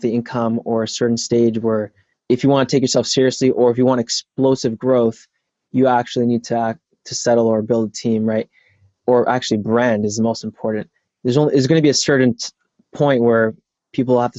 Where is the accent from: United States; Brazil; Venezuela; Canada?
Canada; Toronto, Ontario; moved away; I'm actually from Toronto. I'm not from the States